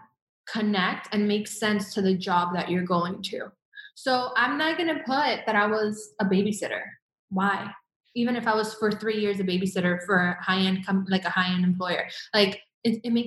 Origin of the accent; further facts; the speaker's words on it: Miami, Florida, United States; moved away as an adult; also born or lived in Venezuela; now in Los Angeles, United States; growing up in Venezuela and leaving Venezuela at a young age, and then going through my mom, her divorce with my stepdad, and moving a lot throughout Miami